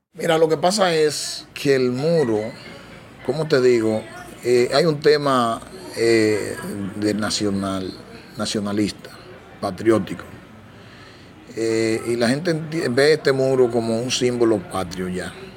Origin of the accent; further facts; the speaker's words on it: Dominican Republic; nosotros mismos como dominicanos